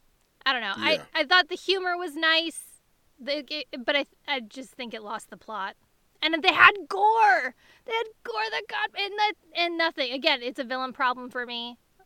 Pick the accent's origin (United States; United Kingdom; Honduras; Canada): Canada